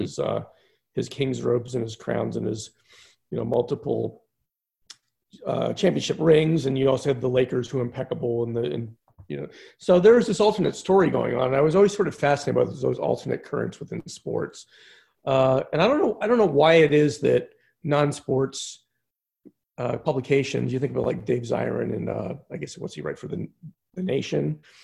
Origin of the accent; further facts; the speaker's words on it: Philadelphia, Pennsylvania, United States; I grew up outside Philadelphia